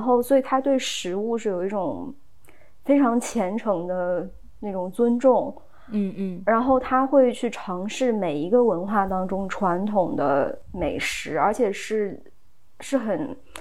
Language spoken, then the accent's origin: Chinese; China; 我们中国人